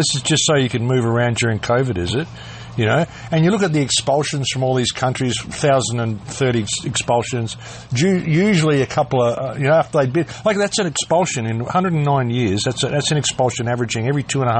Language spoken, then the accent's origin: English; Adelaide, South Australia, Australia; Where I grew up in Adelaide